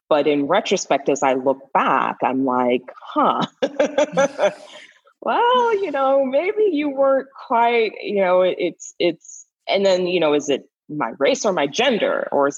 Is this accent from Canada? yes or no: yes; Canada; also born or lived in Caribbean; now in United States; but I'm actually Canadian and I'm from an immigrant family, so I'm a first generation. I actually grew up or spent most of my formative years outside this country in the Caribbean and in an all-Black society.